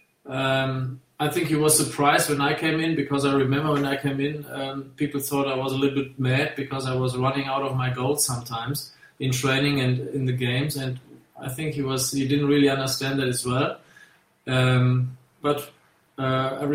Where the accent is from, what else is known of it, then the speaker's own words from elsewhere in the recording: Germany; moved away as an adult; also born or lived in England; as a German